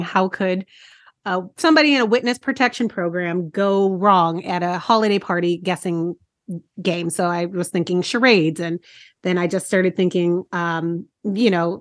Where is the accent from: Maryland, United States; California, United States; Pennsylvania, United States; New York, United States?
California, United States; Southern; I'm from Southern California, and I live in predominantly white areas